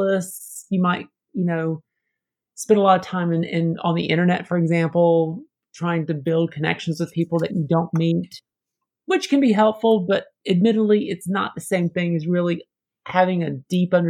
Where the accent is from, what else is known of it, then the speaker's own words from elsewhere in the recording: Georgia, United States; accent: Southern; moved away as an adult; also born or lived in Atlanta area / New Orleans / Glasgow; growing up in Georgia